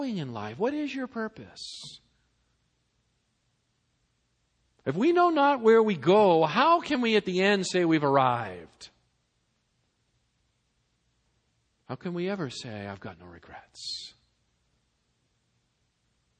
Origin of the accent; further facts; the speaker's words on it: Massachusetts, United States; now in Southern California, United States; I was born and brought up in Massachusetts